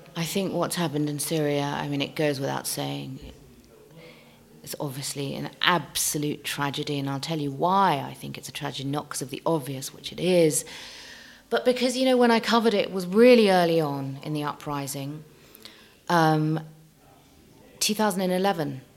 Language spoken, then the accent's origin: English; London, United Kingdom; also born or lived in Tehran, Iran; I'm a Londoner at heart. I'm a Londoner through and through.